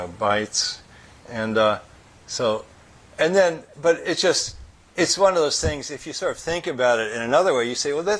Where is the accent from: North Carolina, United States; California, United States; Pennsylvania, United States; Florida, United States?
California, United States; San Jose; in San Jose, my hometown